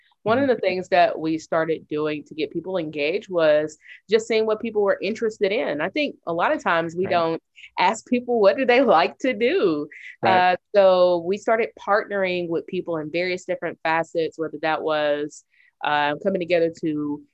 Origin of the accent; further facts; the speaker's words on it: Chattanooga, Tennessee, United States; I am a native Chattanoogan. I was born and raised in District 8